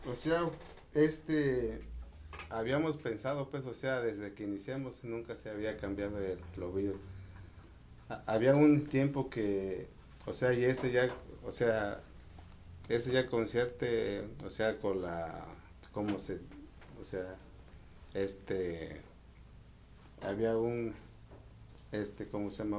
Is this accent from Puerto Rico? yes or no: no; Michoacán, Mexico; now in Tijuana, Mexico; nosotros venimos de Michoacán